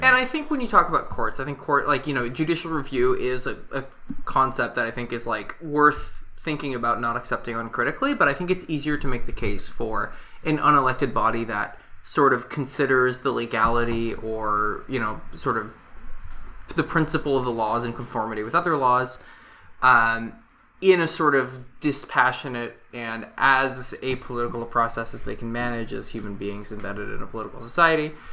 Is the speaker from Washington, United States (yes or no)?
yes; Washington, United States; now in Canada; I grew up in Washington State